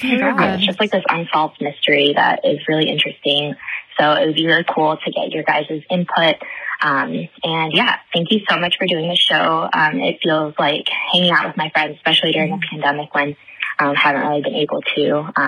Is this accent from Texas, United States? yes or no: no; Ohio, United States; I'm from Ohio, and I just want to say that I am, like, a day one listener.